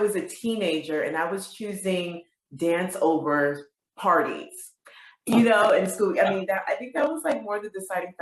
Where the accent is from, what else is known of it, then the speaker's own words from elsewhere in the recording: Springfield, Massachusetts, United States; moved away as an adult; also born or lived in Bronx, New York; now in New York City, United States; I was born in New York, Bronx, New York, but I was raised in Springfield, Massachusetts